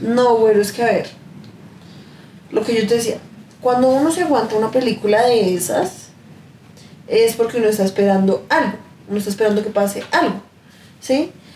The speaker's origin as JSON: {"language": "Spanish", "country": "Colombia", "said": "nosotros siendo colombianos"}